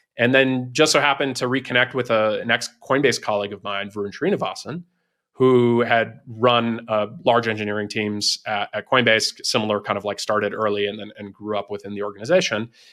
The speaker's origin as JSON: {"language": "English", "region": "East Coast", "country": "United States", "tie": "born or raised there", "also_born_or_lived": "Silicon Valley", "moved": "as an adult", "said": "I'm originally from the East Coast, um, spent, you know, first eighteen years of my life there"}